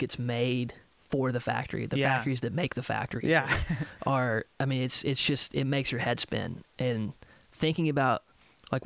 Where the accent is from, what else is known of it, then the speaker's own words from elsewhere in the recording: Nashville, Tennessee, United States; growing up in Nashville